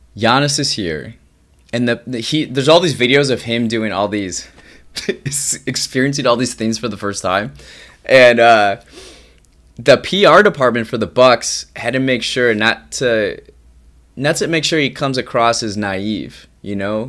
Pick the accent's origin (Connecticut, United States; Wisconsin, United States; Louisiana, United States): Wisconsin, United States; Racine County; I grew up in Racine County, Racine County is just south of Milwaukee County